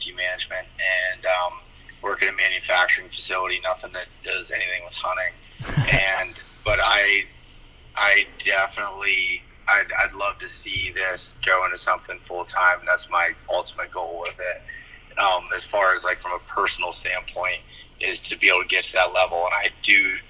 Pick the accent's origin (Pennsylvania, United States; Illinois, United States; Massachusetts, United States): Pennsylvania, United States; North Central; I moved back to my hometown. It's in North Central Pennsylvania